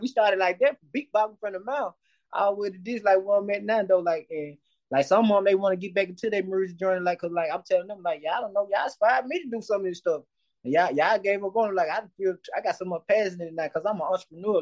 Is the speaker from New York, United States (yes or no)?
no; West Point, Mississippi, United States; I've been born and raised in Mississippi.